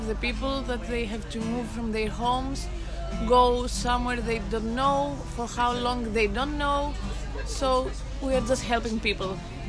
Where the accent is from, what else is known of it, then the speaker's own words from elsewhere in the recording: Greece; From Greece.